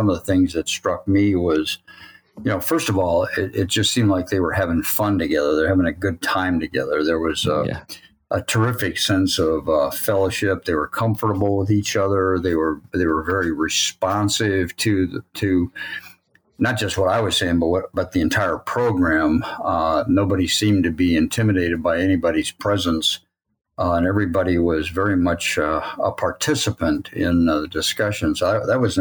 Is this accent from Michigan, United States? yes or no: yes; Sturgis, Michigan, United States; also born or lived in Illinois / Coldwater, Michigan / Ohio; from the age of 2.5 or something like that, I moved with my family to Sturgis, Michigan, where I went to high school